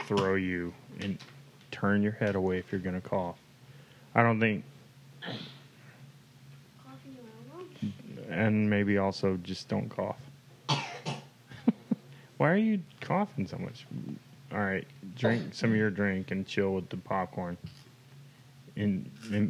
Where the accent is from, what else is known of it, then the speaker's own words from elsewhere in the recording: a town bordering Limestone County, Texas, United States; which is borders with the town I grew up